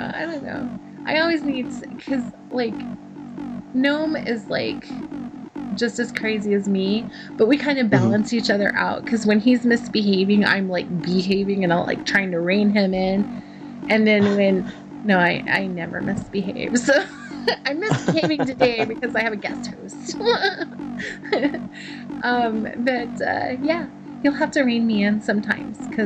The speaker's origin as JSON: {"language": "English", "region": "Texas", "country": "United States", "tie": "born or raised there", "accent": "Texan", "moved": "yes", "said": "my home state. And then I start talking like a Texan"}